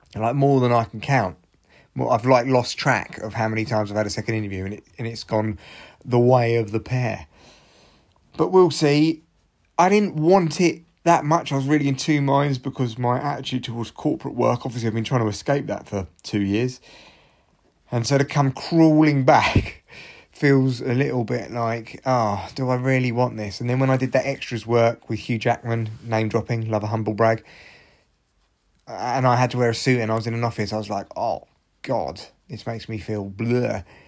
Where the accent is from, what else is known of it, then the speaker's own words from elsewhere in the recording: United Kingdom; we are British